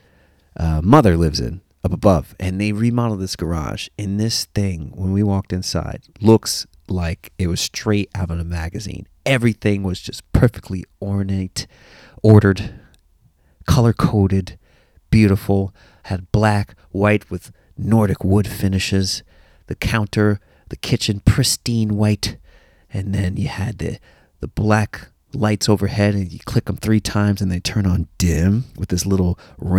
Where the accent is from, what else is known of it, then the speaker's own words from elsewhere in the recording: United States; as an American